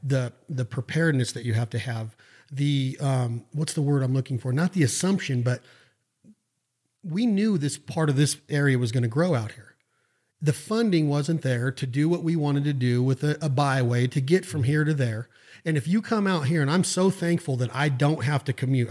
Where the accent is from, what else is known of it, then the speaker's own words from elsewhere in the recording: Western United States, United States; I'm from the Western United States